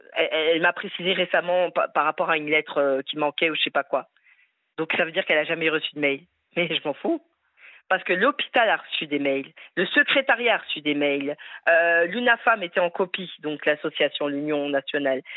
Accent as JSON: {"language": "French", "country": "France", "said": "Je suis française, fière de l'être, avec des origines maghrébines."}